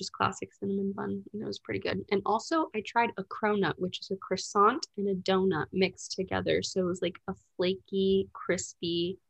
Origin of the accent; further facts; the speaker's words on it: Rutland, Vermont, United States; moved away as an adult; now in Colorado, United States; I grew up in Rutland, Vermont, and I lived in Vermont all my life, and last month, I just moved to Colorado after I graduated